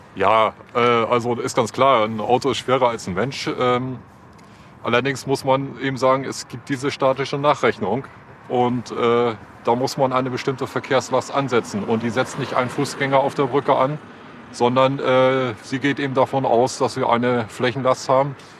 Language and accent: German; Hamburg, Germany; Ich bin Horner, also ich komme ja hier nicht aus Billstedt, sondern aus dem Nachbarstadtteil.